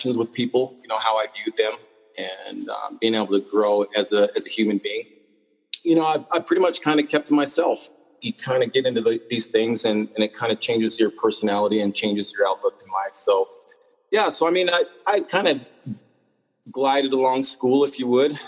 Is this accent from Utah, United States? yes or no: yes; Salt Lake City, Utah, United States; being a kid, growing up in Salt Lake City, Utah